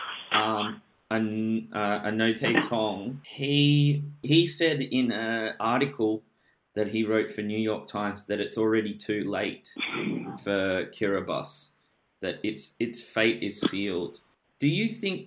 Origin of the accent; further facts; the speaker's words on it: Australia; as an Australian